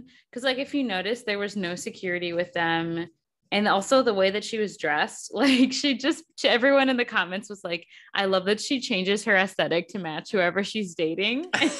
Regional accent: Milwaukee, Wisconsin, United States; in my hometown on a free stage at Summerfest.

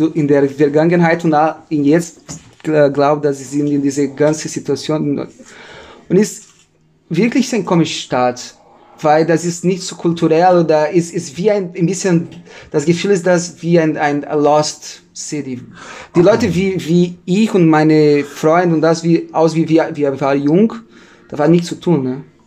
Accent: Novo Hamburgo, Rio Grande do Sul, Brazil; German is a second language; moved away as an adult; now in Germany

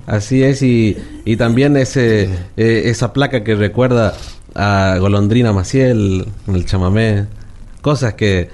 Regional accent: Goya, Corrientes, Argentina; lo que tenemos en nuestra ciudad

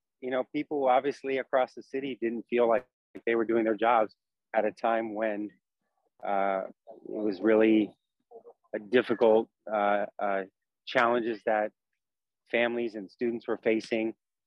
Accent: Bay Area, California, United States; And I'm born and raised in the Bay Area. My family's from San Francisco.

